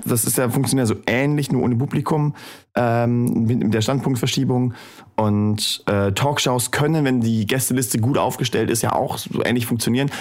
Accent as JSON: {"language": "German", "region": "Thuringia", "country": "Germany", "tie": "born or raised there", "moved": "yes", "said": "in meiner Heimatstadt in Thüringen. Ähm, ich war Jahre nachdem ich weggezogen bin nochmal da."}